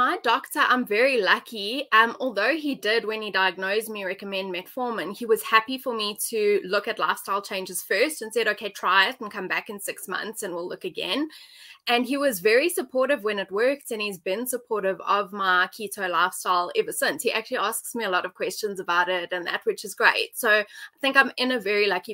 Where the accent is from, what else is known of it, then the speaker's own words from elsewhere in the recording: Johannesburg, Gauteng, South Africa; So I'm from Johannesburg, South Africa. I've lived here my whole life.